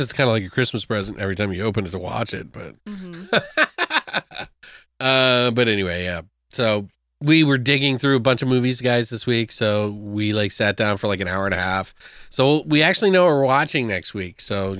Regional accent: Maryland, United States; And I'm not from there. Snakes. I'm from Maryland, so.

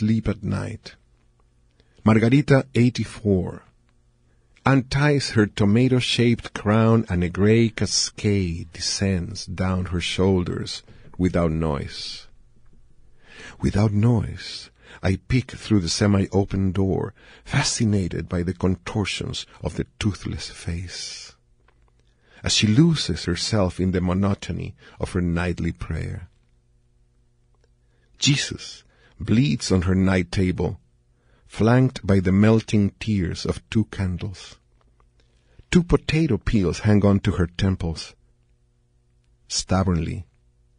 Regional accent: Chile; in Chile, people don't think I'm from Chile

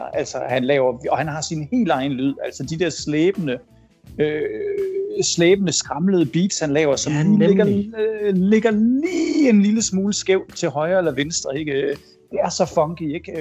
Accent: Denmark; moved away as an adult

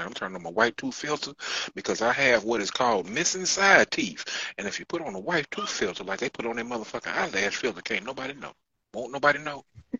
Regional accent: Chicago, Illinois, United States; I'm from Chicago.

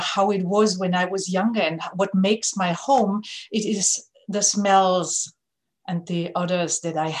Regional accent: Germany; I'm from Germany and I grew up in a really small village with some 250 inhabitants.

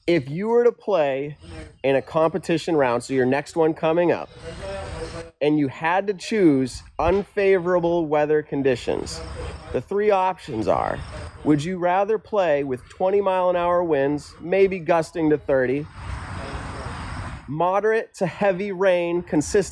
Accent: New England, United States

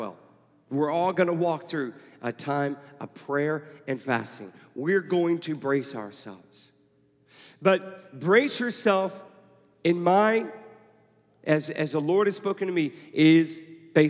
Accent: Houston, Texas, United States; now in Atlanta, United States; I grew up in Houston

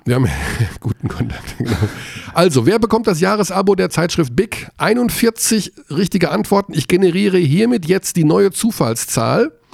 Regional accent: Hagen, North Rhine-Westphalia, Germany; ich bin Hagener. Also ich darf, gegen meine Heimatstadt darf ich ruhig hetzen

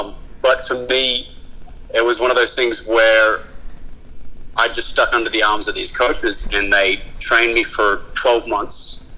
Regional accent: Bendigo, Victoria, Australia; born there; Yeah, Bendigo, yeah.

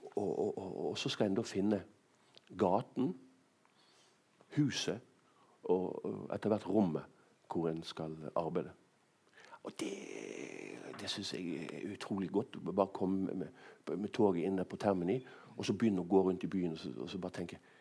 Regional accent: Bergen, Vestland, Norway; moved away as an adult; also born or lived in Rome; jeg vokste opp uh, i Bergen på 70-tallet, så var det nesten bare bergensere her

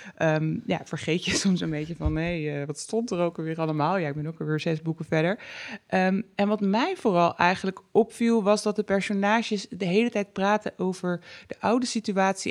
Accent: North Brabant, Netherlands; bij ons in Brabant.

